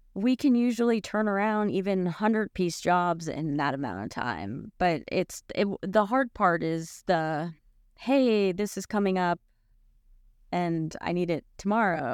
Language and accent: English; Boca Raton, Florida, United States; now in Knoxville, United States; I grew up in Boca Raton, Florida